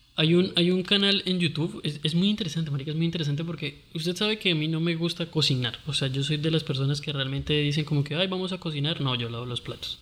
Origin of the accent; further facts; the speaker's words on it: Costeño, Caribbean coast, Colombia; no soy buen costeño